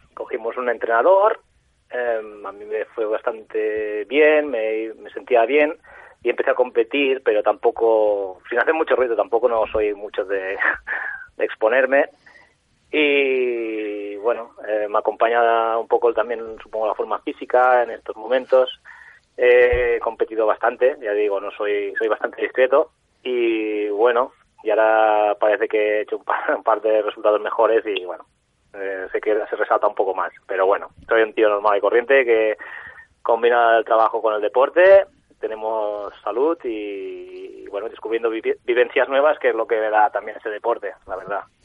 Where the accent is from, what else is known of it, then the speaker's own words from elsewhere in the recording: Sant Feliu de Guíxols, Catalonia, Spain; yo soy de San Felipe de Quixos, un pueblo de la Costa Brava